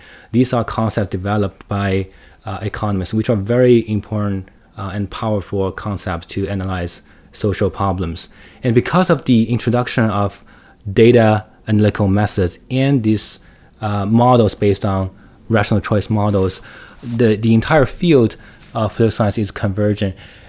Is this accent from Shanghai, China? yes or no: yes; Shanghai, China; English is a second language; Like, just speaking of me, I grew up in Shanghai. I spent most of my time in the cities, well, and in university and in schools.